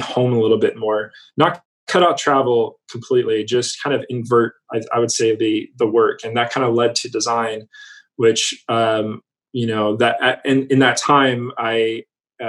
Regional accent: California, United States; moved away as an adult; also born or lived in Montreal; I'm born and raised in California

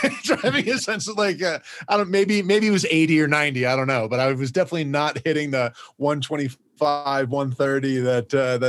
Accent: Western New York, United States; I grew up in Western New York where you don't drive fast towards a wall because you don't know when you're gonna hit black ice and skid out and hit that wall.

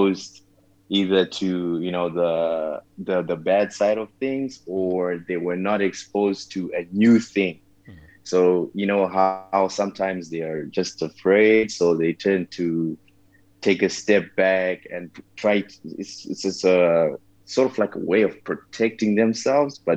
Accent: Zimbabwe; moved away as an adult; also born or lived in Malaysia; I was born and raised in Zimbabwe

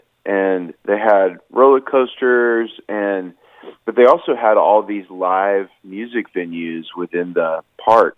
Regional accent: Nashville, Tennessee, United States; I'm in Nashville, Tennessee, my hometown

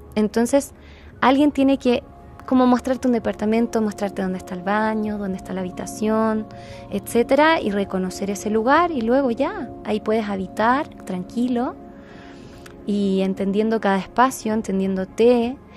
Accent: Chile; moved away; also born or lived in Guatemala; yo te soy de Chile

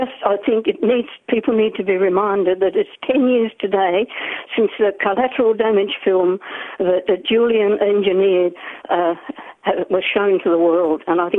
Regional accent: Australia; now in New Zealand; Look, I'm ringing from New Zealand. I'm an Australian.

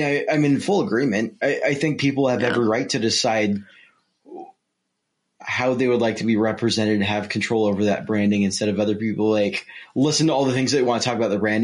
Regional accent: Bellevue, Nebraska, United States; I born in Nebraska

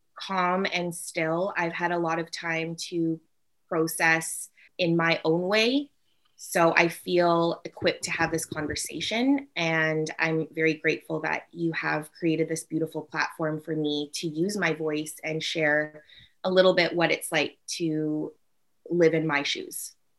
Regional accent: North Vancouver, British Columbia, Canada; I grew up in North Vancouver

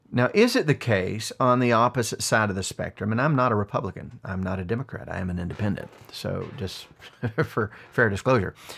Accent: United States; This is my home. I was born here

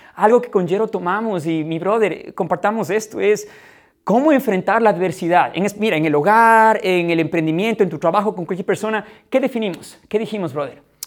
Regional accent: Ecuador; now in Ukraine; vivimos en Ucrania, somos ecuatorianos

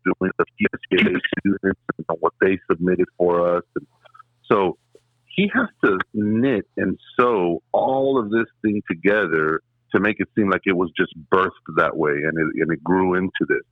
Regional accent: La Joya, Texas, United States; also born or lived in McAllen, Texas; I was born and raised in La Jolla, Texas, and I reside in McAllen now.

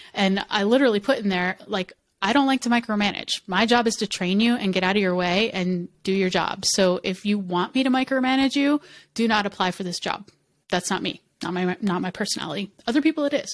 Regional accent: United States; first language English; I'm an American and I, English is my first language

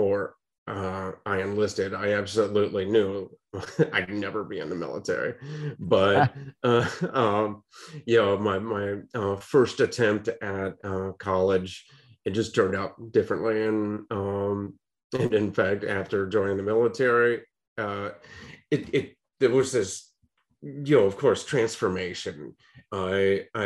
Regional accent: Akron, Ohio, United States; I grew up in Akron, Ohio

